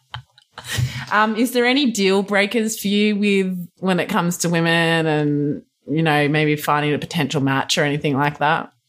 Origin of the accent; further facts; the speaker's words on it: Australia; now in California, United States; being an Aussie and whatnot here